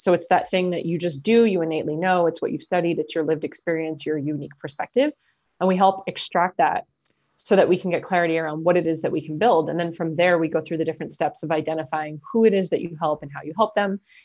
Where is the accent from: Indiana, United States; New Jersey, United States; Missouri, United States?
New Jersey, United States; I'm from New Jersey.